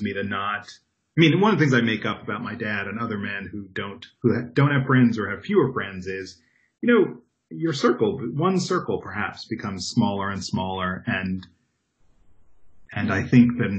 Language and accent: English; Long Island, New York, United States; moved away as an adult; also born or lived in Brooklyn, New York / Upper Manhattan, New York; now in Los Angeles, United States; I grew up in New York, born in Brooklyn, grew up on Long Island, and lived in Upper Manhattan before I moved to L.A.